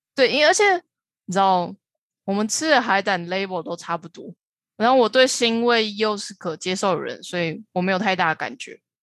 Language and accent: Chinese; Taiwan; 知道我是台湾人才会放